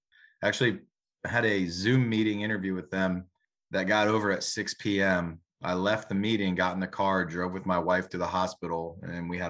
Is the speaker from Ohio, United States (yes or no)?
yes; Delphos, Ohio, United States; also born or lived in Canal Fulton, Ohio; I grew up in Delphus, went to St. John's.